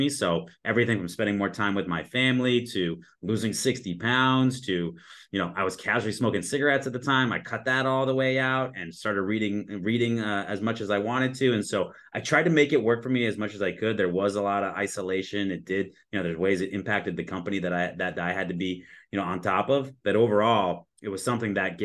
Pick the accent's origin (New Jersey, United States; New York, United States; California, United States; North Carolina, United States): California, United States; Southern; now in Arizona, United States; I grew up in Southern California